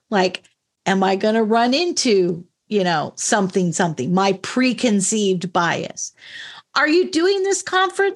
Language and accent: English; Washington, United States; also born or lived in California; I was born in California. I was raised here in Washington State